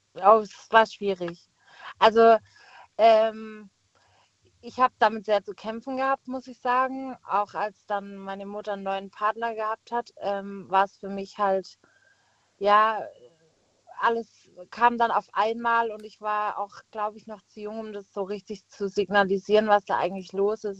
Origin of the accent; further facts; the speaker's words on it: Pforzheim, Baden-Württemberg, Germany; moved away as an adult; now in Heidelberg, Germany; ich komme äh, gebürtig aus Pforzheim und wohne jetzt eben in Heidelberg